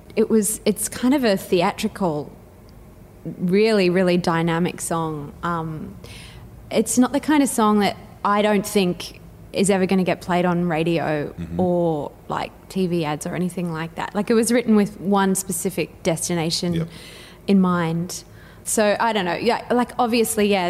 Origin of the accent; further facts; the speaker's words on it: Brisbane, Queensland, Australia; I grew up in Indooroopilly